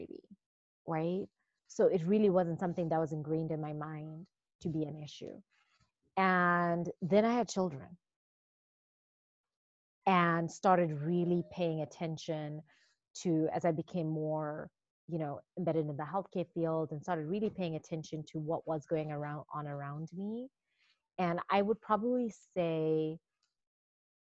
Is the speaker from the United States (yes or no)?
no; Zimbabwe; moved away as an adult; I was born and raised in Zimbabwe.